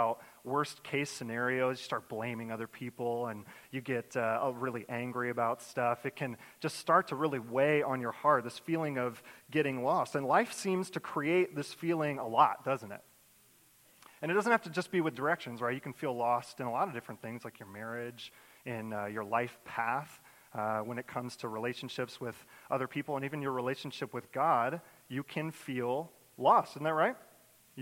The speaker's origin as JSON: {"language": "English", "town": "Jacksonville", "region": "Florida", "country": "United States", "tie": "born or raised there", "moved": "as an adult", "lives_now": "New York, United States", "said": "I grew up in the great city of Jacksonville, Florida"}